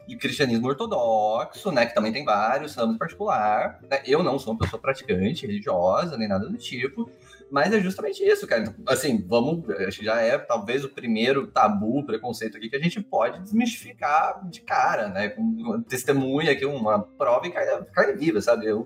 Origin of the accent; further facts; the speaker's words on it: Brazil; born there; sou eu sou brasileiro, nasci no Brasil.